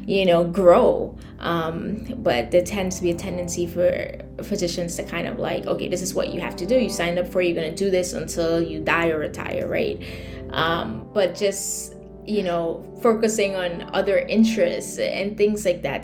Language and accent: English; Trinidad & Tobago; moved away as an adult; also born or lived in New York City, United States / Connecticut, United States; now in New York, United States; born and raised in Trinidad, I came to the US in 2001 for college in New York City